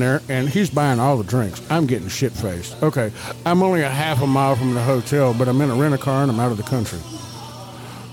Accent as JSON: {"language": "English", "region": "the South", "country": "United States", "said": "I'm from the South"}